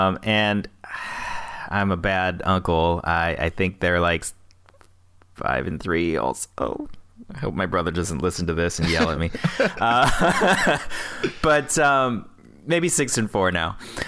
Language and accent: English; South Carolina, United States; born there; I was born in South Carolina, and I don't remember much of it